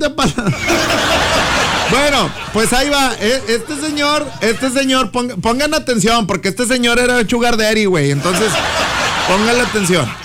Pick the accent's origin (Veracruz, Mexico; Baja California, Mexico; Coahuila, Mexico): Coahuila, Mexico; Palau; Mira, yo soy de acá del, del, del 4, ¿verdad? Sí, soy de aquí de Palau, de aquí, vivo acá en el 4, el barrio 4.